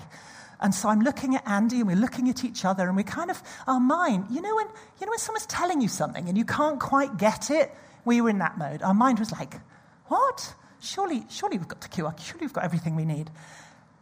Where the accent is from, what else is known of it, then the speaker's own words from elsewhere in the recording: United Kingdom; we're all British here